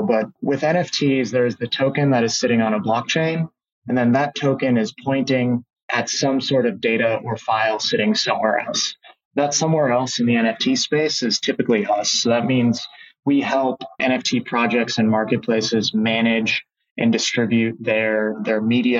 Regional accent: Fargo, North Dakota, United States; moved away as an adult; now in Nebraska, United States; I'm originally from Fargo, North Dakota

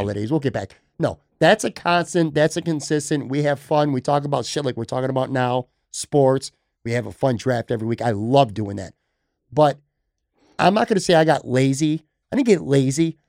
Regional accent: Buffalo, New York, United States; moved away; also born or lived in Florida; I love, love, love, love Buffalo. It's my hometown.

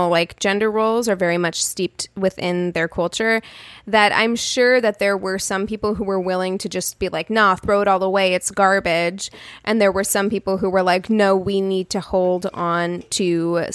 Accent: Las Vegas, Nevada, United States; now in Los Angeles, United States; I grew up in Las Vegas.

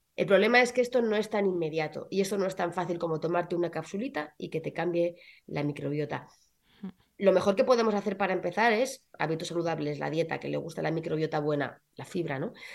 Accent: Belmonte, Castilla-La Mancha, Spain; moved away as an adult; also born or lived in Madrid; mi pueblo, en Belmonte

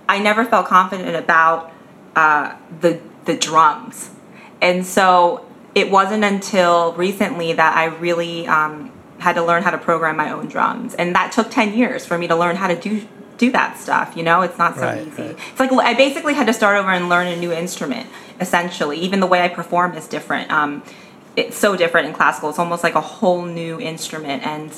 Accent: Pennsylvania, United States; Pennsylvania. like Western Central Pennsylvania. I call it Pennsylvania, like not Philadelphia.

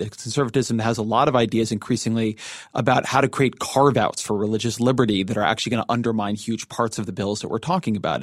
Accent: Orange County, California, United States; moved away; running in my hometown house district, uh, where I grew up

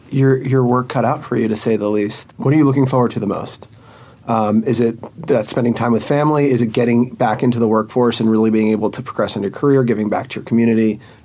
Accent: Virginia, United States; moved away as an adult; now in New York, United States; when I moved to New York, I guess what it was 6 years ago, coming from Virginia, I'm originally from Virginia, where seeing a Coke can in the street is unheard of, especially in the suburbs of Richmond.

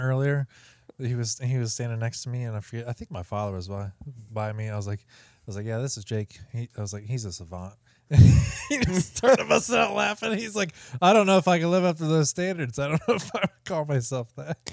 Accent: Ohio, United States; moved away as an adult; now in Northern Kentucky, United States; I grew up in Ohio

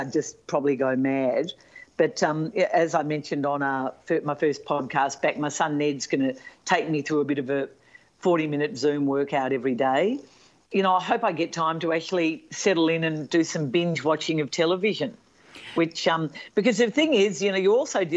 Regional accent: Melbourne, Victoria, Australia; I'm not in my hometown of Melbourne

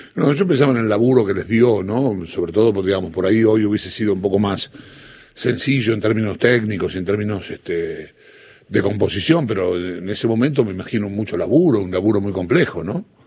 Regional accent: Don Bosco, Buenos Aires Province, Argentina; yo vivía en Don Bosco, provincia de Buenos Aires

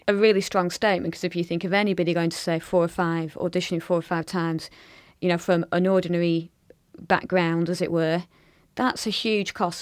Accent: Blackburn, North West England, United Kingdom; my hometown of Blackburn

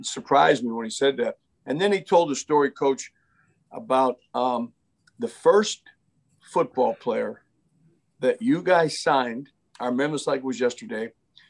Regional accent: Pittsburgh, Pennsylvania, United States; I was from Pittsburgh, had Pittsburgh ties, went to Slippery Rock.

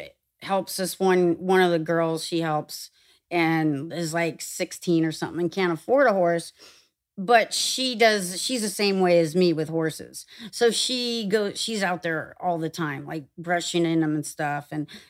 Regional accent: California, United States; I had a pony when I grew up in Orange County. And fruit stands and the city of Orange, orange groves.

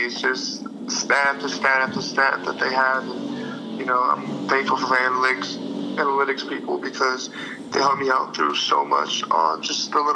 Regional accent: Texas, United States; growing up in Texas

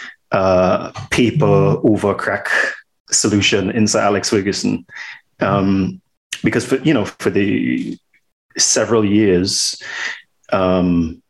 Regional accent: Trinidad & Tobago; Born and raised in Trinidad and Tobago

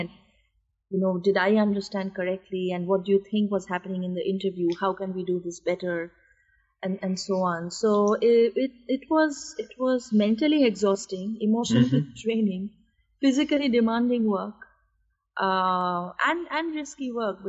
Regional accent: India; my life growing up in India

